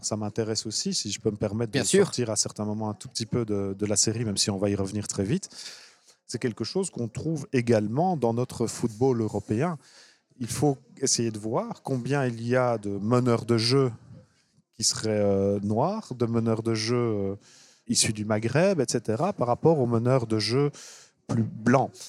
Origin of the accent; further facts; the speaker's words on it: Brussels, Brussels-Capital Region, Belgium; je suis bruxellois à la base